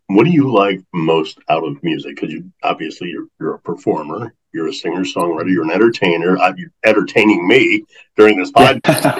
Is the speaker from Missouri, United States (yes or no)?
yes; St. Louis, Missouri, United States; growing up in St. Louis, the blues just such a strong influence in my life.